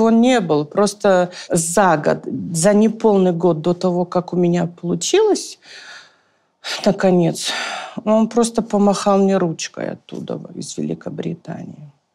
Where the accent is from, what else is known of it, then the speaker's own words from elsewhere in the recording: Vladikavkaz, North Ossetia–Alania, Russia; moved away as an adult; also born or lived in Moscow; Я сама из Осетии, из Владикавказа